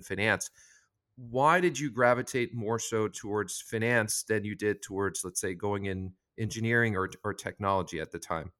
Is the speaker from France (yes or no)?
yes; France; I'm from France as well